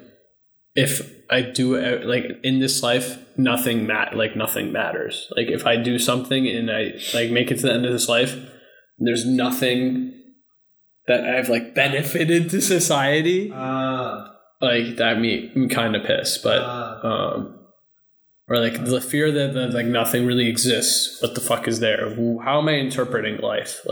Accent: United States; I class myself as a American because I grew up here

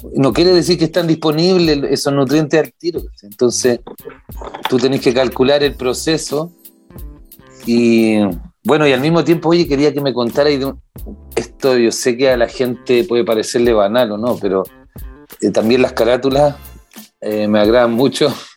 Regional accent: Santiago, Santiago Metropolitan, Chile; yo soy, por ejemplo, de Macul y Puente Alto

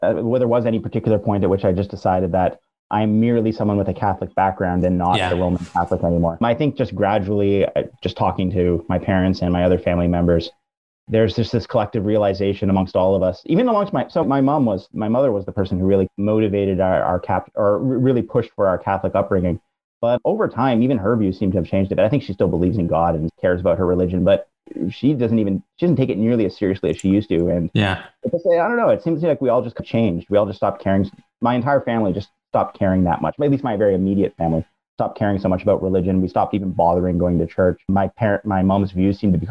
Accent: Brampton, Ontario, Canada; I grew up in Brampton, which is about 40 minute drive northwest of Toronto. I'm Canadian.

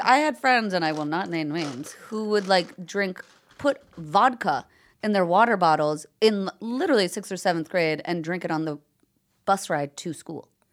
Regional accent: Long Island, New York, United States; growing up on Long Island, you can go to the U S Open so easily

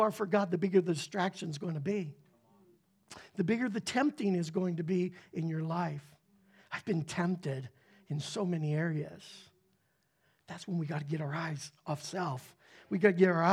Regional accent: Pittsburgh, Pennsylvania, United States; moved away; I grew up in the Pittsburgh area

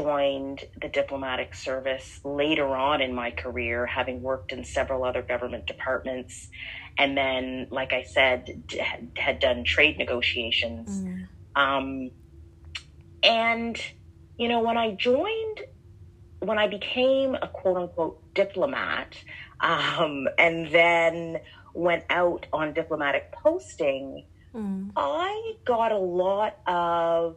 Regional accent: Canada; moved away as an adult; now in Atlanta, United States; I am a Canadian diplomat, currently based in Atlanta, Georgia

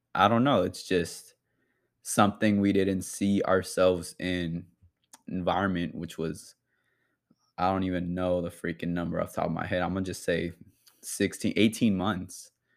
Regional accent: Bay Area, California, United States; I'm from the Bay Area

